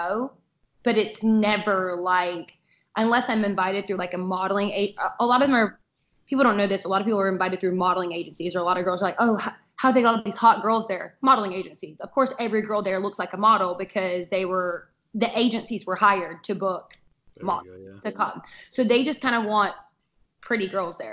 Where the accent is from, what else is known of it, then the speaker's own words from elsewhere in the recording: the South, United States; I'm from the South